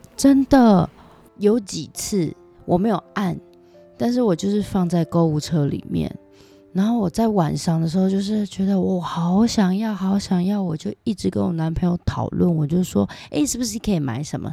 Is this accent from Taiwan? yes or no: yes; Taiwan; now in Japan; 从小生活在这里